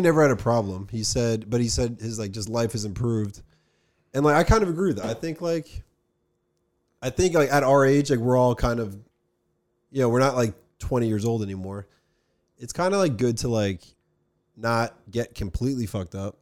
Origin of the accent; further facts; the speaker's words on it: Summit, New Jersey, United States; we're from New Jersey